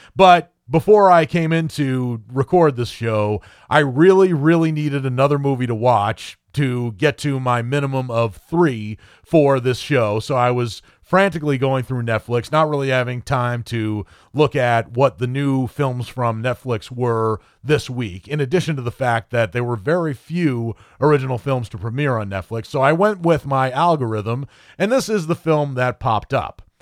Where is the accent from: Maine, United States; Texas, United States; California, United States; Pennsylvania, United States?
Maine, United States; me being born and raised in Maine